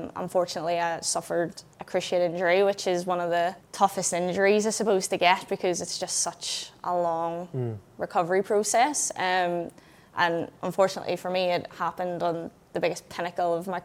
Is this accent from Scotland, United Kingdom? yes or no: no; a small town near Belfast, Northern Ireland, United Kingdom; I'm from a small town in the middle of nowhere. You know, it's, no one's even heard of it. You know, I go across to England and people are like, where are you from? And I'm like, oh, do you know Belfast? I'm kind of near there